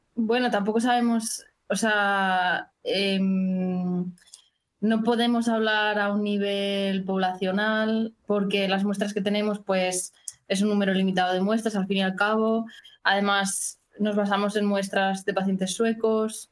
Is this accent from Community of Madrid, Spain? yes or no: yes; Madrid, Community of Madrid, Spain; moved away as an adult; also born or lived in Copenhagen, Denmark; now in Stockholm, Sweden; yo soy de Madrid, hice biología en la Universidad Complutense